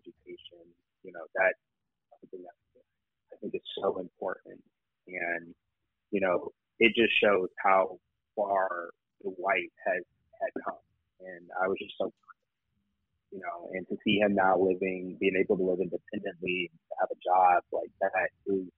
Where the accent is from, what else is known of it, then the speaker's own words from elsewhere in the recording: Michigan, United States; now in Washington, D.C., United States; I'm from Michigan originally, though I now live in the D.C. area